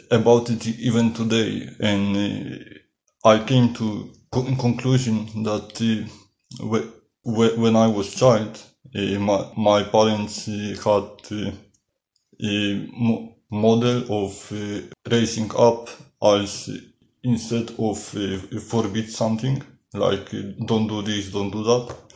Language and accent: English; Poland; now in Amsterdam, Netherlands; Uh, I come from Poland and uh, I am living in Amsterdam.